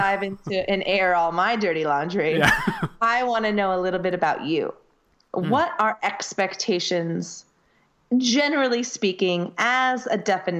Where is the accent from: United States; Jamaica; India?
United States; first language English; I'm a teacher from the US.